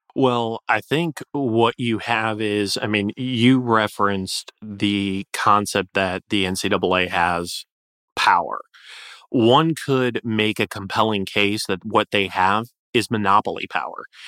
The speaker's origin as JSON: {"language": "English", "region": "Florida", "country": "United States", "said": "Florida, uh, my home state"}